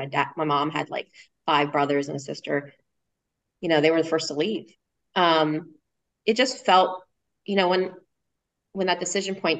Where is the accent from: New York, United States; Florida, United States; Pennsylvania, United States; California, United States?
Pennsylvania, United States; Harrisburg; moved away as an adult; also born or lived in Philadelphia, Pennsylvania; now in Austin, United States; raised and grew up in Harrisburg, Pennsylvania, all the way up through college